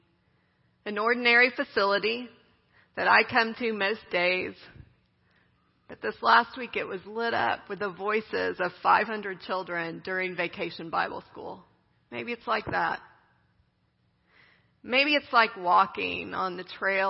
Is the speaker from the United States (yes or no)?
yes; Midland, Texas, United States; I grew up in West Texas, in Midland.